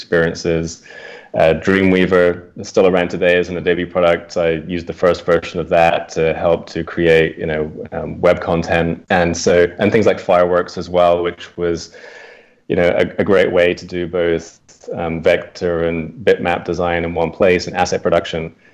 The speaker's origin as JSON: {"language": "English", "country": "United Kingdom", "moved": "as an adult", "lives_now": "United States", "said": "I also moved from the UK to the US. Maybe from my accent, you can tell I'm from the UK."}